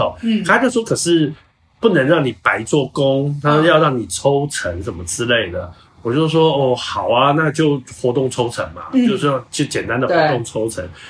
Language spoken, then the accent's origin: Chinese; Hsinchu, Taiwan; 再加上她是新竹人，我也是新竹人，